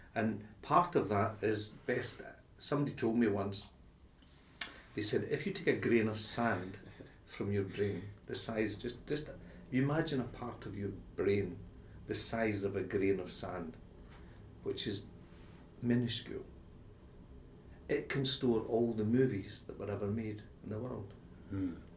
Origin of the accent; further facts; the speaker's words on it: Glasgow, Scotland, United Kingdom; I came from Glasgow, it was Rangers Celtic